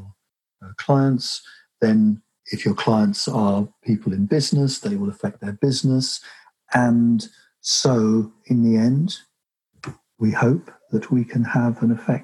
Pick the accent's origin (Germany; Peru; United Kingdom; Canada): United Kingdom; England; I'm English